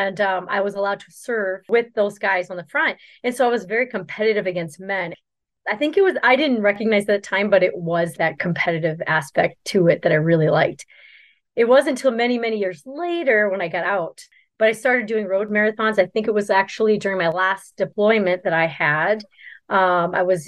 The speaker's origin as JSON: {"language": "English", "town": "Grand Falls", "region": "New Brunswick", "country": "Canada", "moved": "yes", "lives_now": "Dexter, United States", "said": "I am actually from Grand Falls. Well, Perth Andover, Grand Falls, New Brunswick. It's northern New Brunswick"}